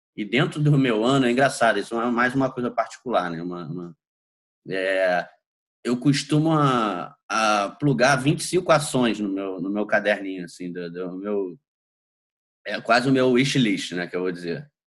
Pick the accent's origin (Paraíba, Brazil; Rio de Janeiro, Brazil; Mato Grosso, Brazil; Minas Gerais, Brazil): Rio de Janeiro, Brazil; also born or lived in São Paulo; sou nascido e criado aí no Rio de Janeiro